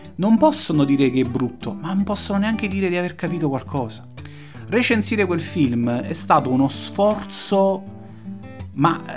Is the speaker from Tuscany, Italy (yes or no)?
no; Naples, Campania, Italy; io da napoletano